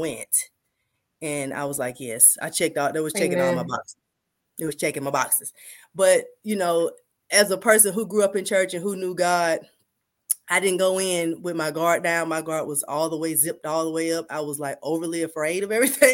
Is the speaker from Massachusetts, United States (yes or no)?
no; Atlanta, Georgia, United States; I'm from Atlanta, Georgia, born and raised, still here